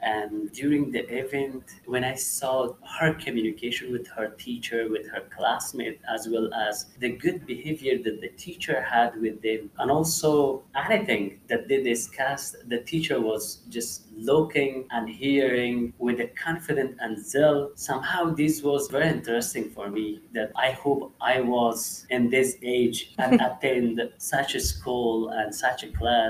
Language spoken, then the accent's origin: English; Takhar, Afghanistan; moved away as an adult; now in Virginia, United States; I'm from Afghanistan, and I grew in one of the north provinces of Afghanistan. It is called Takhar province